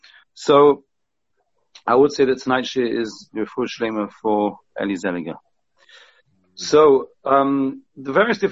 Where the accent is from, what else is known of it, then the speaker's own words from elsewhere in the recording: England, United Kingdom; we're all English, we want to do the right thing.